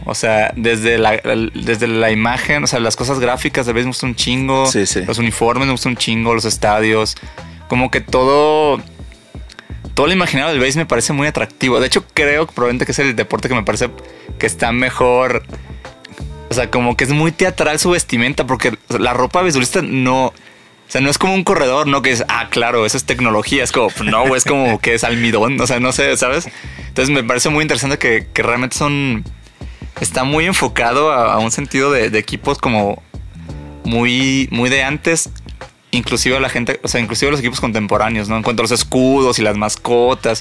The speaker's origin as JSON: {"language": "Spanish", "town": "Mazatlán", "region": "Sinaloa", "country": "Mexico", "moved": "yes", "said": "Soy de Mazatlán"}